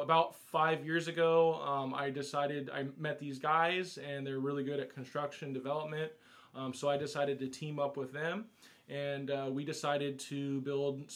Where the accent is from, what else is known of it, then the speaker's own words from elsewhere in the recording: Huntington Beach, California, United States; I grew up in Huntington Beach, so from Orange County